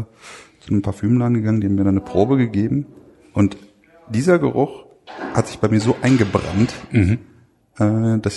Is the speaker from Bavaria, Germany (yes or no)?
no; North Rhine-Westphalia, Germany; Ich komme aus dem Ruhrgebiet.